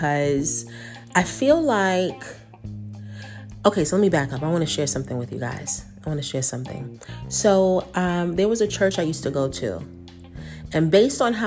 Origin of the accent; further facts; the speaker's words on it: New York, United States; moved away; I'm from New York